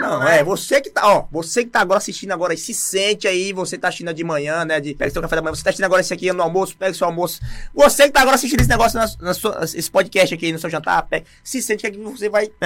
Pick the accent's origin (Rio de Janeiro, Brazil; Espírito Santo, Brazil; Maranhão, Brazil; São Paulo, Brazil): Maranhão, Brazil; tenho dois anos, né? Sou maranhense.